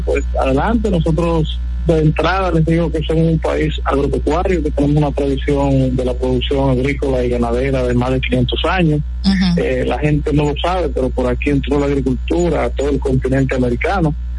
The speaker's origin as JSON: {"language": "Spanish", "town": "Sabana de la Mar", "region": "Hato Mayor", "country": "Dominican Republic", "moved": "yes", "said": "que somos de los campos, como me incluyo, yo vengo de Sabana de la Mar, y nos hemos ido"}